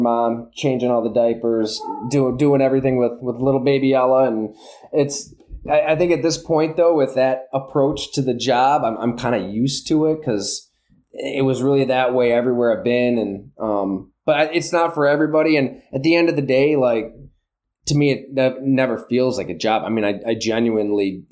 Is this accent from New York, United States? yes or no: yes; Salamanca, New York, United States; moved away as an adult; also born or lived in Green Bay, Wisconsin / Buffalo; I grew up in the Southern Tier, Salamaca, went to school at Ellicottville